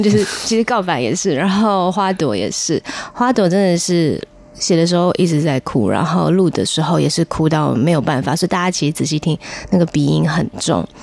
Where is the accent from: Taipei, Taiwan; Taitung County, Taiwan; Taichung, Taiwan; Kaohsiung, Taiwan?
Kaohsiung, Taiwan; Fengshan; 我出生在高雄县凤山市